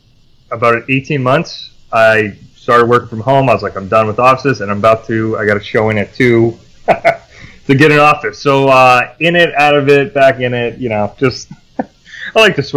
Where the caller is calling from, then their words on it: Vermont, United States; Beautiful Vermont, where there isn't many golf courses and it's mostly winter.